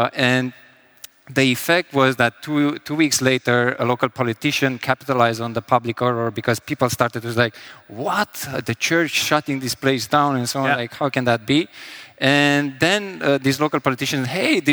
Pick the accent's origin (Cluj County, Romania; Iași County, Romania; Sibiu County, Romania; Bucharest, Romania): Sibiu County, Romania; Sibiu; English is a second language; in Sibiu, Romania, from there originally.